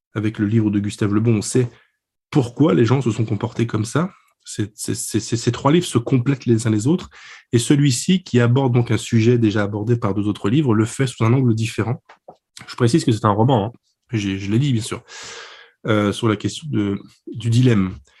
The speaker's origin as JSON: {"language": "French", "country": "France", "said": "je suis français"}